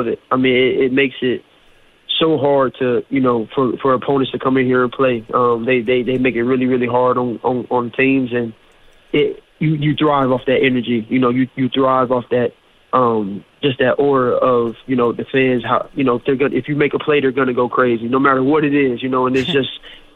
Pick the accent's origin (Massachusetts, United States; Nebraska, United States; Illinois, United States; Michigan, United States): Illinois, United States; now in Buffalo, United States; I'm originally from Illinois.